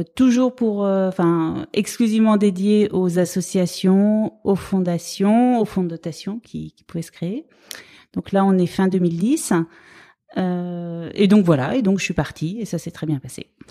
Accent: Brittany, France; also born or lived in Rennes / Dijon; now in Paris, France; je viens de Bretagne

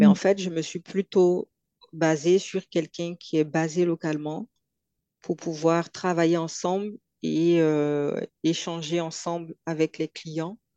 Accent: Côte d’Ivoire; accent: Ivorian; quand j'arrive en Côte d'Ivoire, j'ai mon accent qui revient

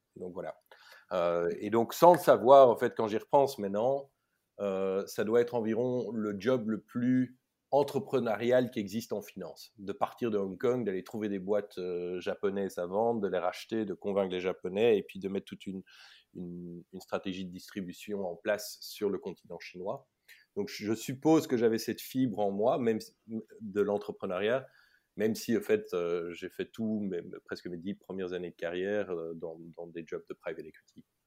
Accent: Belgium; j'ai vécu toute mon enfance jusqu'à l'UNIF en Belgique. Mmh j'ai tout fait en néerlandais

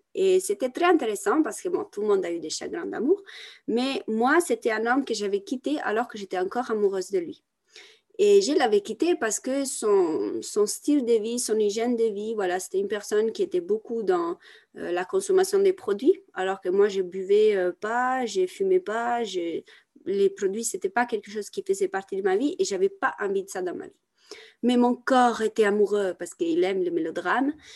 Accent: Italy; moved away; also born or lived in France; je viens d'Italie, c'est un pays catholique

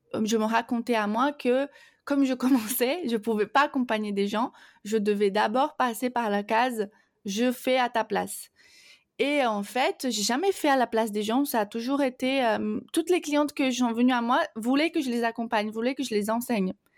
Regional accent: Brazil; French is a second language; moved away; je, suis donc brésilienne

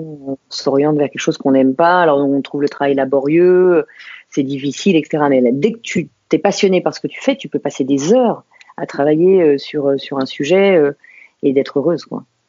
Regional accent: Saint-Maurice, Île-de-France, France; also born or lived in England; Je suis née à Saint-Maurice, tout à côté de, de, Paris. et j'ai vécu en banlieue parisienne pendant, pendant des années autour de Paris. Donc, mes racines sont en île de france

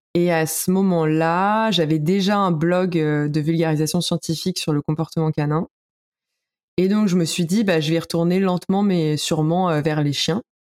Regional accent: Paris, Île-de-France, France; je suis parisienne

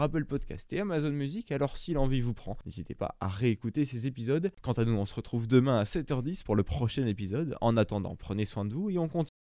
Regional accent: France; chez nous en France

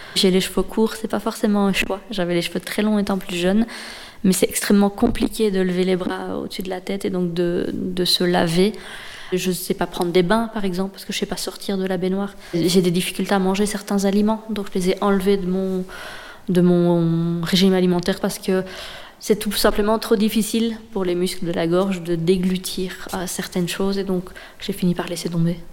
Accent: Liège, Wallonia, Belgium; also born or lived in Brussels; je viens de Liège

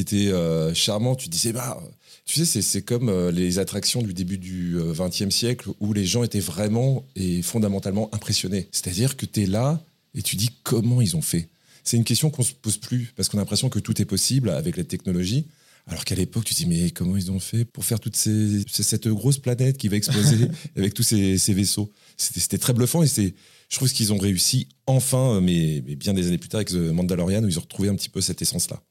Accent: Morangis, Île-de-France, France; also born or lived in Paris (15th arrondissement); j'ai grandi dans l'Essonne dans une petite ville euh, pas très active, euh, une ville pavillonnaire, une ville un peu dortoir, qui s'appelle Morangis

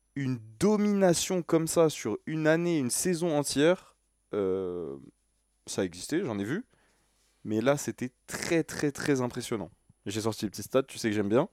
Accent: France; je suis français

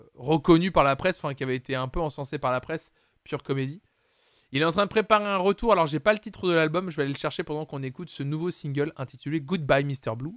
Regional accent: France; chez nous en France

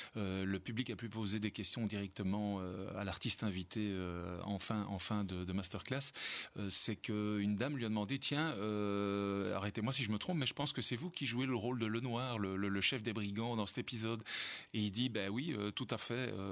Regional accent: Belgium; en tant que Belge

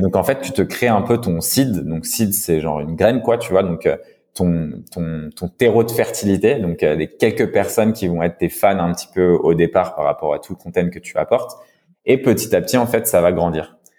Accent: France; accent: French; mon accent français

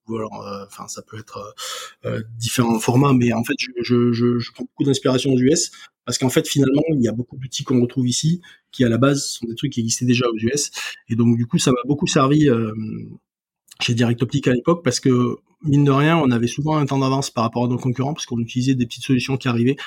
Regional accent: Ariège, Occitania, France; chez moi en Ariège

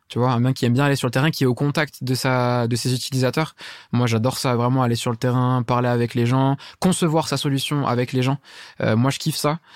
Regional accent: Saint-Denis, Île-de-France, France; je viens de Saint-Denis à la base

